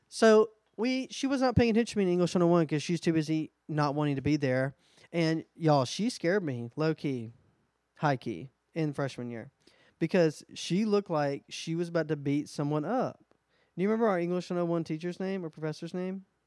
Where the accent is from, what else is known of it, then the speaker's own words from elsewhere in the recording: Alabama, United States; We're also from Alabama